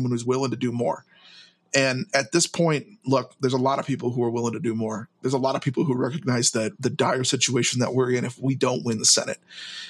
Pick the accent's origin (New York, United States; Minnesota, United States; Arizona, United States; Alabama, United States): Minnesota, United States; Minneapolis–Saint Paul; I'm from the Twin Cities